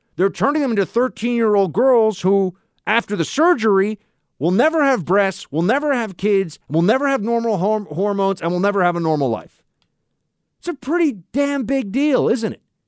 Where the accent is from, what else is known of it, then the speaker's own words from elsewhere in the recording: New York, United States; the state of New York, the Empire State, my home state